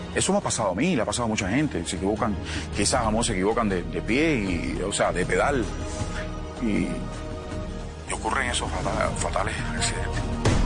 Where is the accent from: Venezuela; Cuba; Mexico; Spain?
Cuba; moved away as an adult; also born or lived in Miami / Colombia; al no tener mi país, eh, Cuba